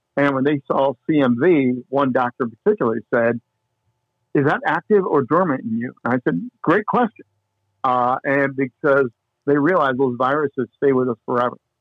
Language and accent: English; Indiana, United States; moved away as an adult; also born or lived in Minnesota; now in Longmont, United States; born and raised in Indiana